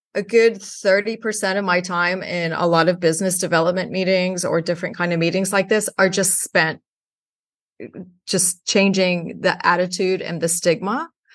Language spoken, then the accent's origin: English; Houston, Texas, United States; moved away; I grew up in Houston, Texas.